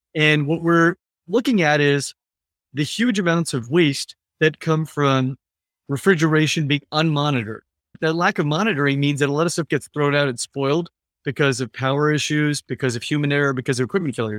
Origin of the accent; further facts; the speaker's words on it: California, United States; now in San Francisco, United States; I grew up in California, uh, a few hours from San Francisco where I live